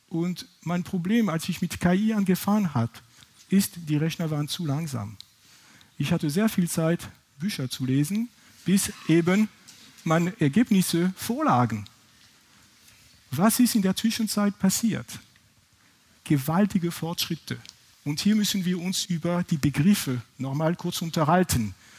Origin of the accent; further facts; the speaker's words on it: France; accent: French; German is a second language; now in Heidelberg, Germany; Ich bin, wie gesagt, ursprünglich aus Frankreich, das kann man wahrscheinlich von meinem Akzent nicht überhören